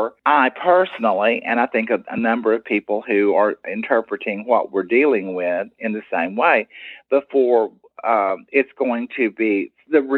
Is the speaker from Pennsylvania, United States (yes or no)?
no; Tyler, Texas, United States; I'm from Tyler